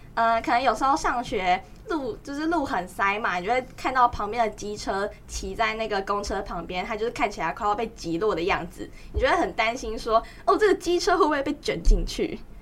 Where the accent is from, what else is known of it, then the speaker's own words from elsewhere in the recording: Tainan, Taiwan; 然后我来自台南市。